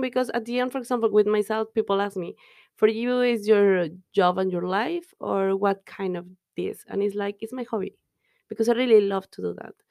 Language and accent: English; Mexico; English is a second language; moved away as an adult; now in Dublin, Ireland